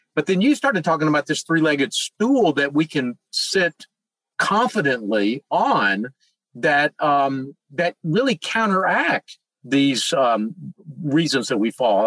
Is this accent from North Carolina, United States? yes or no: yes; Charlotte, North Carolina, United States; my hometown of Charlotte, North Carolina